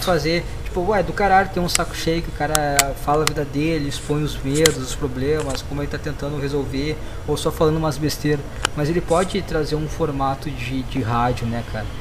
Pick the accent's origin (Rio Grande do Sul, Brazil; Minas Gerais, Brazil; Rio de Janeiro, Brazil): Rio Grande do Sul, Brazil; eu sou do Sul e eu também, cara, cara, Rio Grande do Sul